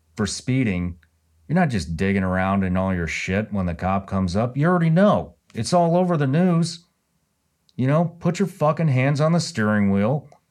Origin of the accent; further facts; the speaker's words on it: Missouri, United States; now in Florida, United States; I'm originally from Missouri